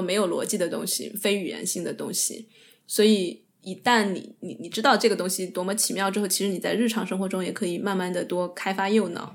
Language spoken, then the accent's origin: Chinese; Sichuan, China; accent: Sichuanese; 我跟我爷爷奶奶，或者是我，我父母，我就会倾向于用四川话